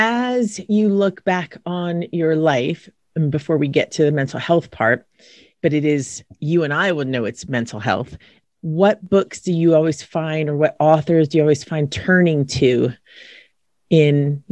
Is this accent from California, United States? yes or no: yes; San Diego, California, United States; I went to high school in San Diego